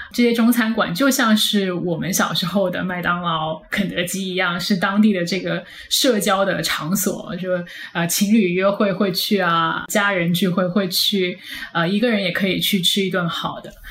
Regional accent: Guangdong, China; moved away as an adult; now in Washington, United States; 我是广东人

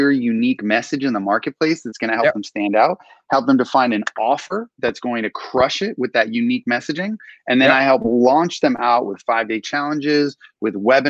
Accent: Southern California, United States; I'm all Southern California, born and raised

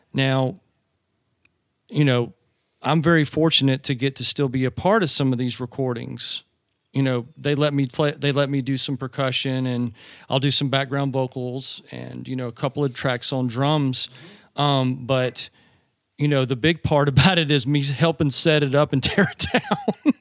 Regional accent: Georgia, United States; accent: Southern; I grew up in Georgia.

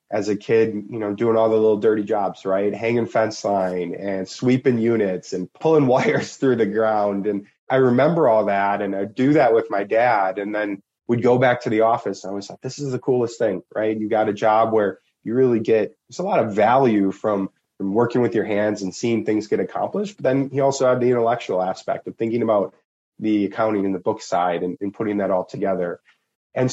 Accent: Milwaukee, Wisconsin, United States; also born or lived in Germany; I grew up in Milwaukee

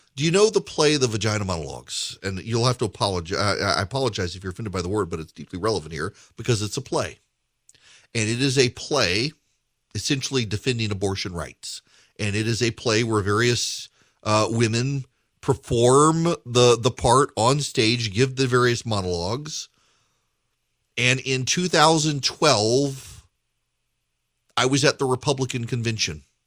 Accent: Louisiana, United States; now in Georgia, United States; I am from Louisiana

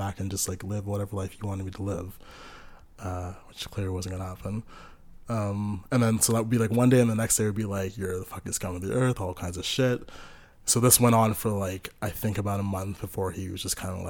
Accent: Pickering, Ontario, Canada; also born or lived in Sudbury, Ontario; I grew up in Pickering, Ontario, which is just, like, half an hour from downtown

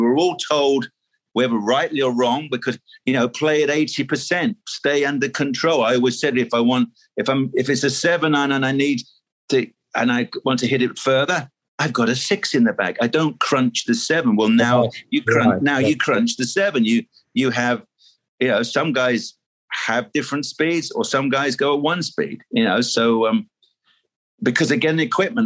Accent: United Kingdom; being a British lad

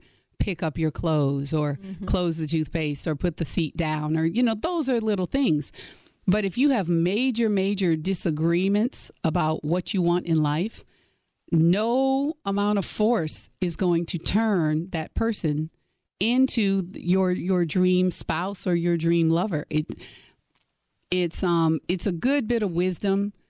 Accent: Gary, Indiana, United States; moved away as an adult; also born or lived in Michigan; I grew up in the cold. I grew up in Indiana, went to college in Michigan.

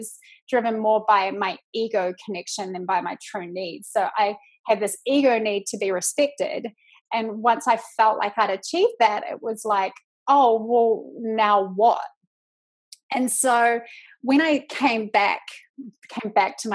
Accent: New Zealand; accent: Kiwi; moved away as an adult; now in United States; I am from New Zealand. I live in the States now

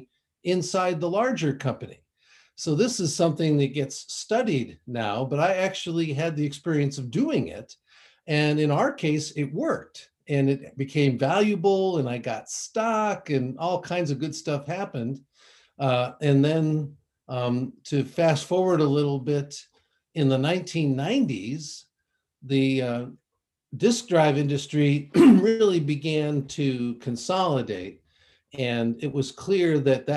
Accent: Ann Arbor, Michigan, United States; moved away as an adult; also born or lived in Connecticut; I grew up in the Midwest in Michigan, in a town called Ann Arbor, where the University of Michigan is located.

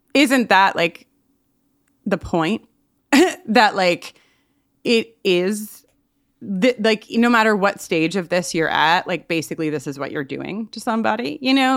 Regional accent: Long Island, New York, United States; I'm from Long Island. All my, a lot of my family's from Long Island

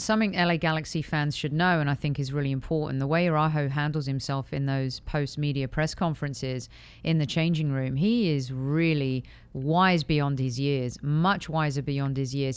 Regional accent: United Kingdom; moved away as an adult; also born or lived in Europe; now in United States; as a Brit coming to the U S

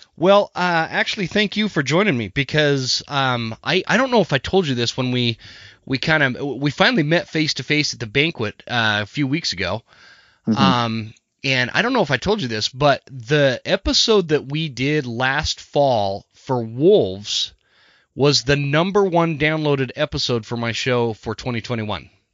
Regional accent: Utah, United States; I grew up in Utah where where it's all mule deer

